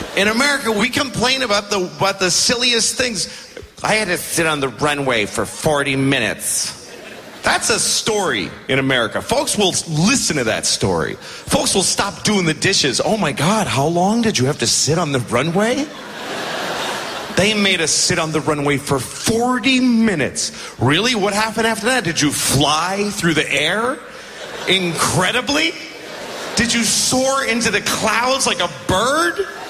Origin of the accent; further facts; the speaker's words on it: United States; I'm an American, whatever that means. Uh, I live there